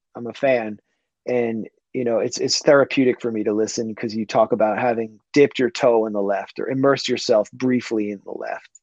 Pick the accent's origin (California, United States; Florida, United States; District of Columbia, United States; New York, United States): District of Columbia, United States; Washington; I grew up in Washington, D.C. in the 80s and 90s